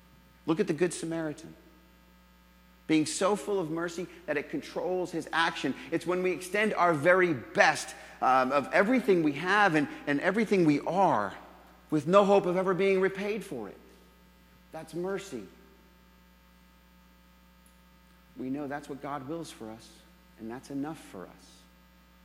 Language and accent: English; New England, United States; moved away; also born or lived in Jacksonville; I'm from New England originally